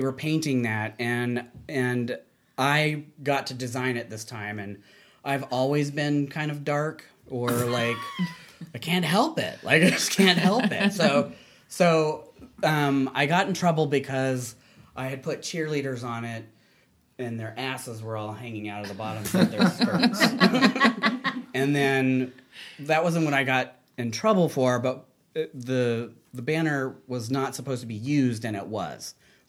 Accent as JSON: {"language": "English", "region": "the South", "country": "United States", "tie": "born or raised there", "said": "Well, I grew up in the South, so it was like, I was in advanced English, just as an example."}